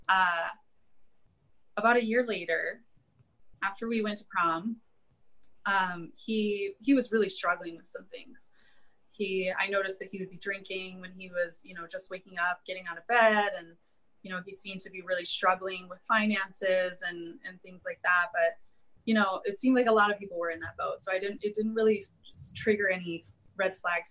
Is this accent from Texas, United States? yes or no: no; Ann Arbor, Michigan, United States; now in San Diego, United States; I was born and raised in Ann Arbor, Michigan